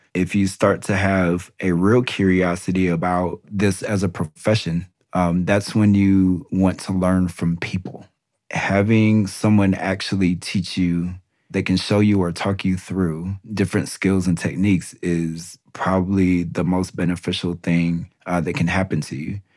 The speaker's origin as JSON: {"language": "English", "town": "Des Moines", "region": "Iowa", "country": "United States", "tie": "born or raised there", "moved": "yes", "lives_now": "North Carolina, United States", "said": "I went to my hometown"}